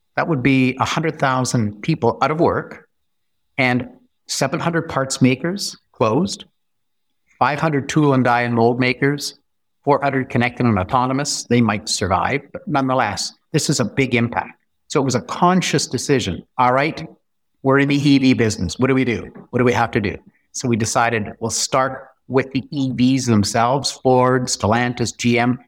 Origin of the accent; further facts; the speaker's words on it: North Bay, Ontario, Canada; I'm from North Bay, so we have a Crown Agency that's been there for one hundred twenty years